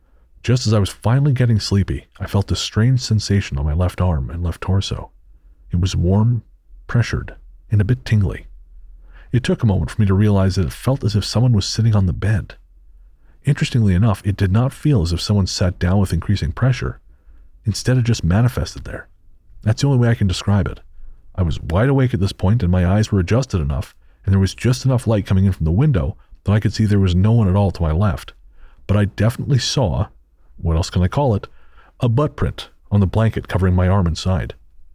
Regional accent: Tennessee, United States; But I grew up in Northeast Tennessee.

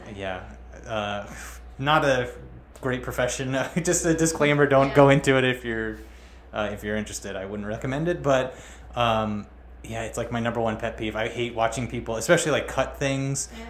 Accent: Rhode Island, United States; now in Long Island, United States; I'm from Rhode Island, and in Rhode Island, there's actually like a pretty decent like reggae scene.

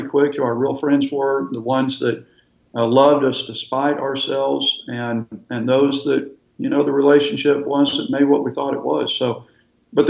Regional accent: Texas, United States; moved away as an adult; now in Florida, United States; We're from Texas and we still love Texas

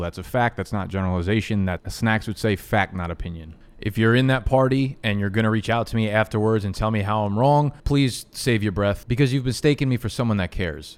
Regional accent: United States; I'm an American

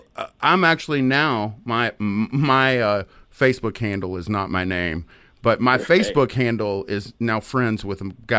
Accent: Tyler, Texas, United States; I'm from East Texas. Like, I'm from Tyler.

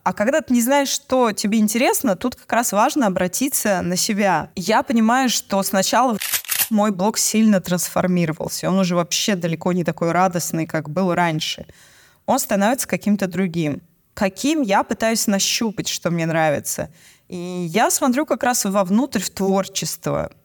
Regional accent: Moscow, Russia; У нас в Москве, я из Москвы

